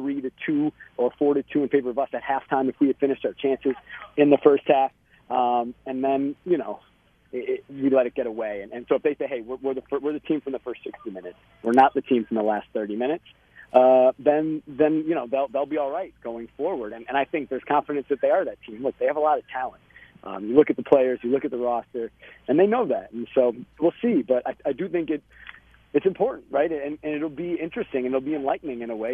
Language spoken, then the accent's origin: English; Chicago, Illinois, United States; moved away as an adult; now in Portland, United States; I'm from Chicago initially